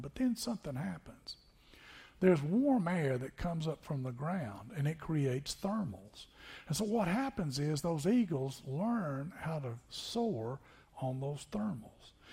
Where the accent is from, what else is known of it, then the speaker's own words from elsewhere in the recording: Tennessee, United States; moved away as an adult; also born or lived in Niceville, Florida; Growing up in Tennessee